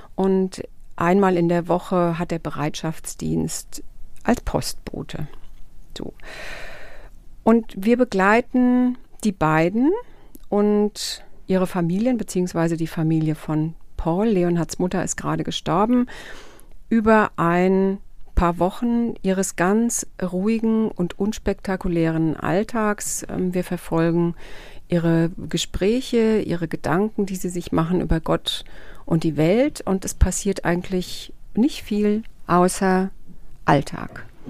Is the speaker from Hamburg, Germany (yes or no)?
no; Rhine-Main area, Hesse, Germany; accent: Hessian; in meiner heimatlichen Mundart, nämlich in Hessisch, vortragen. Ich bin ja ähm, ein Kind des Rhein-Main-Gebiets